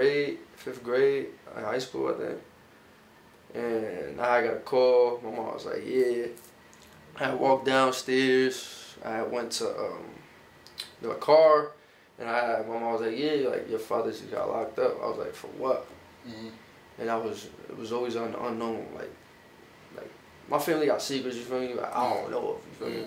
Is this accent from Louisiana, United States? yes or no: no; Paterson, New Jersey, United States; also born or lived in Bartow, Florida; I'm from the West Side. Like, I'm from Union Ave